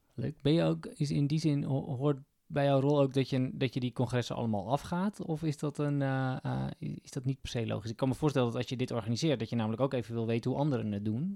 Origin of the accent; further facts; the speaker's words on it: Kop van Noord-Holland, North Holland, Netherlands; Ik kom bij de kop van Noord-Holland